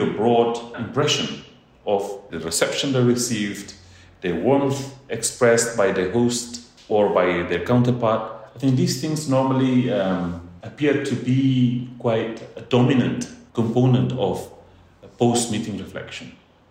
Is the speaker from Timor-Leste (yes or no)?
yes; Maliana, Bobonaro, Timor-Leste; I was born and raised in East Timor, in Timor-Leste. And I'm so proud of the fact that I come from Maliana, Bobonaro